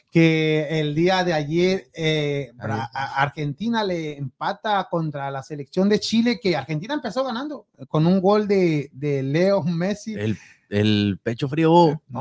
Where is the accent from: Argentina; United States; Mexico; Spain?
Mexico; Jalisco; ¿Cómo que del sur? yo soy, no, del Pacífico. Ay, qué ole. Del occidente